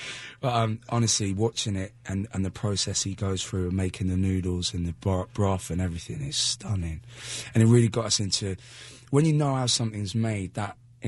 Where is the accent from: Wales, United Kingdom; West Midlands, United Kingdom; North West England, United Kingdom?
Wales, United Kingdom; Newport; now in Bristol, United Kingdom; I was born in Newport